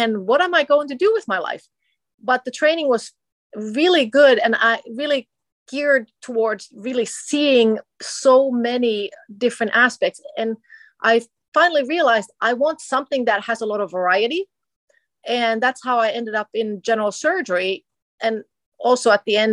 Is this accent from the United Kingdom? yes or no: no; Finland; moved away as an adult; also born or lived in Minnesota, United States; now in United States; I'm originally from Finland. I came to America as an exchange student in high school